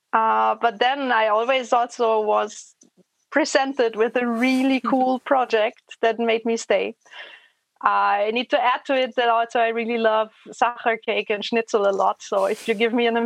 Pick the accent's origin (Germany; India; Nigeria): Germany; moved away as an adult; now in Vienna, Austria; I grew up in a tiny little place somewhere in between Frankfurt and Würzburg.